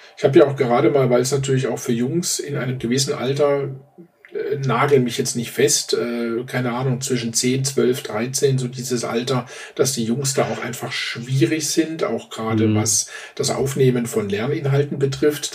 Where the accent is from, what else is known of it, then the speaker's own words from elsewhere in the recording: Baden-Württemberg, Germany; now in Upper Bavaria, Germany; die meiste Zeit meines Lebens habe ich äh, in Baden-Württemberg gelebt